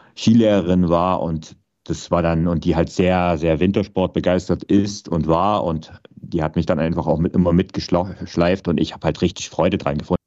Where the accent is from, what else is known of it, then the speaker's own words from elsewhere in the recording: Vogtland, Saxony, Germany; ich bin ja im Vogtland aufgewachsen, also auch noch zu DDR-Zeiten